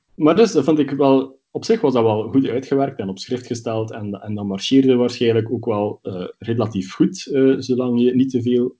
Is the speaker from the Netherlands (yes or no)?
no; Belgium; bij ons in Brussel